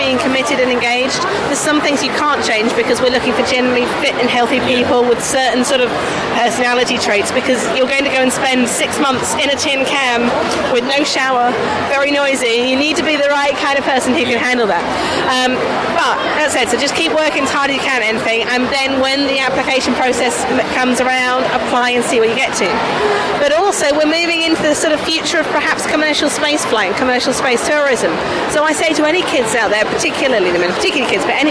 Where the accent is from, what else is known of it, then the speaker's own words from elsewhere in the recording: United Kingdom; I'm a Brit.